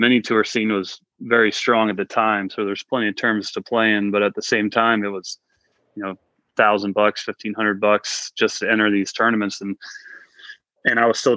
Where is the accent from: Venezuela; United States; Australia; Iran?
United States; Blacksburg, Virginia; I grew up in Blacksburg, Virginia, doing pretty much every sport other than golf